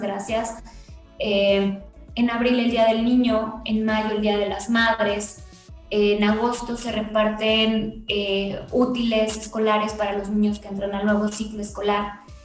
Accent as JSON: {"language": "Spanish", "region": "Mexico City", "country": "Mexico", "said": "yo, también soy vecina de Contreras"}